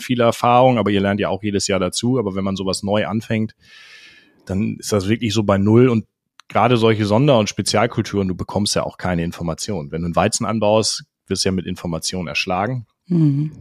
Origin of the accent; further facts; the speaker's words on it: Schleswig-Holstein, Germany; ich komme ursprünglich aus Schleswig-Holstein und bin da auf einem ja, jetzt Ackerbaubetrieb groß geworden